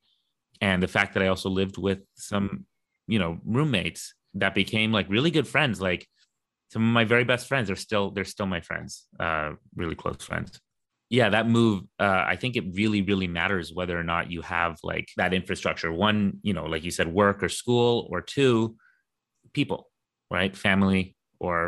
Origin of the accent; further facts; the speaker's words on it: Canada; now in London; I was born in Canada